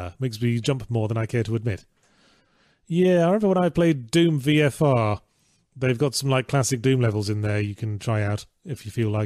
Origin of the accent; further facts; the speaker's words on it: England, United Kingdom; That was my experience growing up in England